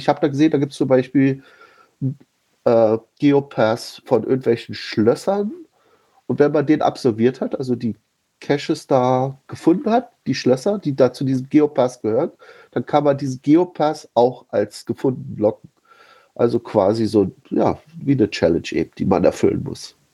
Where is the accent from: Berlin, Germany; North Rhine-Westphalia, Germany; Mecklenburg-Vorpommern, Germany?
Berlin, Germany; ich wechsle hier mal zwischen äh, meiner Heimatstadt Berlin und meinem, ja, sagen wir mal, vielleicht Arbeitsort Potsdam.